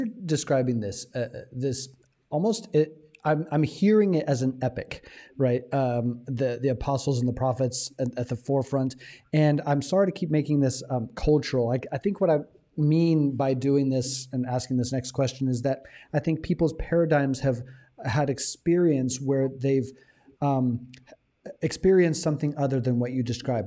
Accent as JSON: {"language": "English", "country": "United States", "moved": "yes", "lives_now": "Thailand", "said": "as an American"}